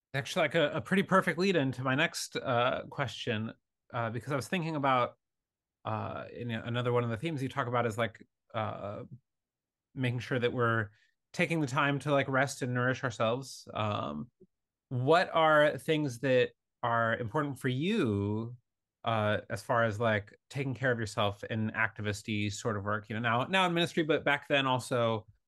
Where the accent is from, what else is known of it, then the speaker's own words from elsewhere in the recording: Michigan and Wisconsin, Midwest, United States; moved away; i'm from uh michigan and wisconsin for 24 years of my life